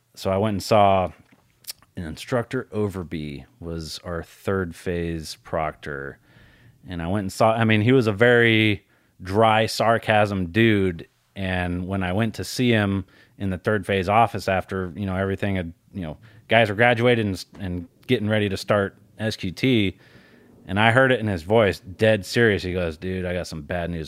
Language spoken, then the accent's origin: English; Colorado, United States; I grew up in Colorado.